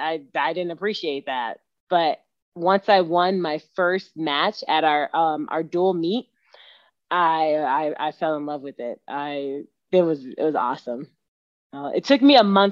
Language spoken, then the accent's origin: English; Katy, Texas, United States; moved away as an adult; now in Colorado Springs, United States; from Katy, Texas, my hometown, went to school at Morton Ranch.